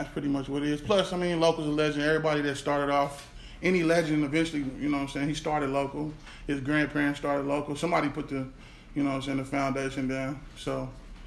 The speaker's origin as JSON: {"language": "English", "town": "Kansas City", "region": "Missouri", "country": "United States", "moved": "yes", "lives_now": "Tulsa, United States", "said": "I'm actually from Kansas City."}